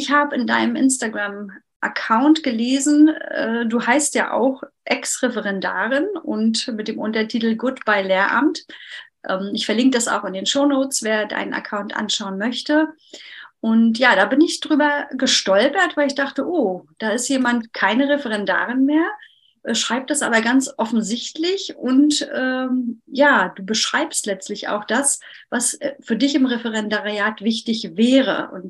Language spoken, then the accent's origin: German; Mecklenburg-Vorpommern, Germany; Ich komme ja aus Mecklenburg-Vorpommern und da ist der Übergang ein bisschen weicher.